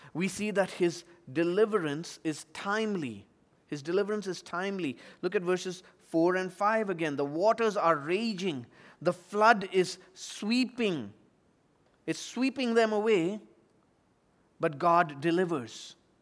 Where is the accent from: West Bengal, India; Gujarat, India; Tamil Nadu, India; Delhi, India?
Tamil Nadu, India; Chennai; moved away; floods recently in, in my hometown, two thousand fifteen in Chennai